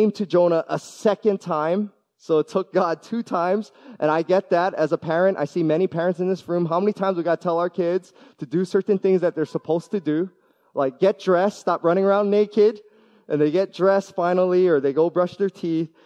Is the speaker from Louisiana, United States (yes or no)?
no; Hawaii, United States; moved away; also born or lived in US mainland; I love being born and raised in Hawaii. I got to spend a decade on the mainland as well